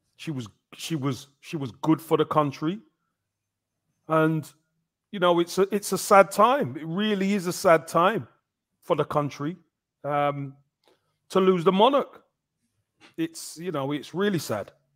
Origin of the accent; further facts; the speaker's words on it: England, United Kingdom; growing up, that was a uniqueness to us being in England. Us being English